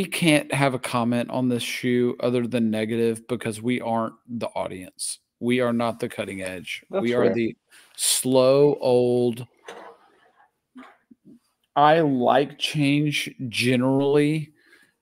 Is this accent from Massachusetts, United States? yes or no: no; Middle Tennessee, United States; We don't live in LA. We're from Middle Tennessee.